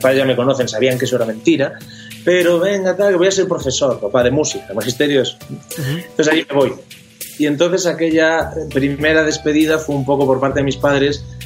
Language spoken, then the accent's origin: Spanish; Ferrol, Galicia, Spain; now in Madrid, Spain; Yo vivo en Madrid, pero soy gallego, nací en Galicia